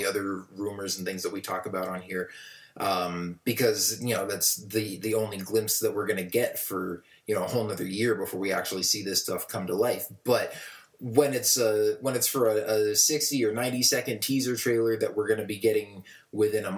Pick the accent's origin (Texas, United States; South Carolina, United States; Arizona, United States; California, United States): Arizona, United States; Tucson; my hometown in Tucson, Arizona